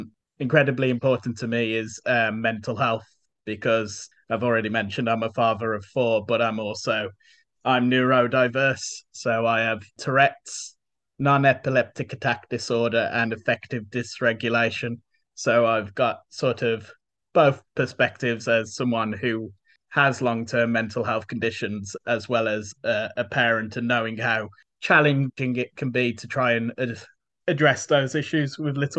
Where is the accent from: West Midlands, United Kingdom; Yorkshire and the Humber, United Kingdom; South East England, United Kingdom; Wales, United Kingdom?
West Midlands, United Kingdom; Tipton; also born or lived in Luton / Wolverhampton; My family moved to Tipton when I was just a baby, so I was at Tipton growing up